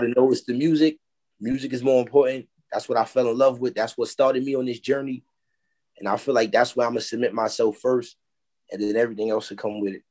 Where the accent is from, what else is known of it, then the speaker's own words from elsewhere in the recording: New York City, New York, United States; I come from Harlem.